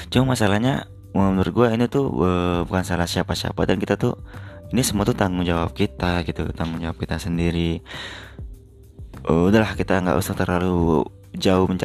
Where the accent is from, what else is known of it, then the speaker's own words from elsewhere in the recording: Palembang, South Sumatra, Indonesia; di Sumatera Selatan juga tempat kota gua di Palembang juga terdampak